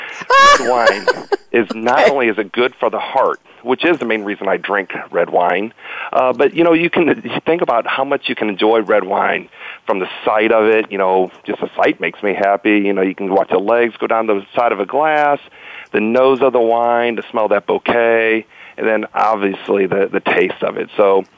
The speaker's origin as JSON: {"language": "English", "town": "St. Louis", "region": "Missouri", "country": "United States", "said": "All right, so I am from St. Louis"}